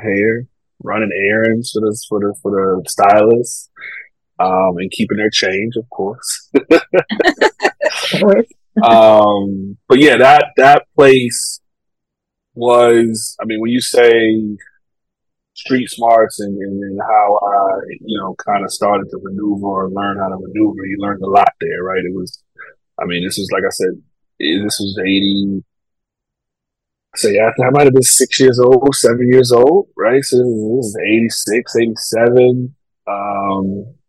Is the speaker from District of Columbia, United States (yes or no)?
yes; Washington, District of Columbia, United States; I grew up in Uptown, Washington, D.C., born and raised in the 80s.